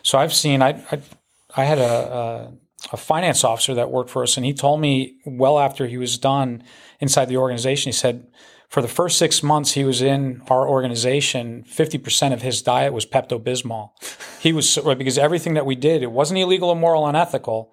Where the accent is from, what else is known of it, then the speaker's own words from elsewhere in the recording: New Jersey, United States; moved away; I, I grew up in New Jersey, in North Jersey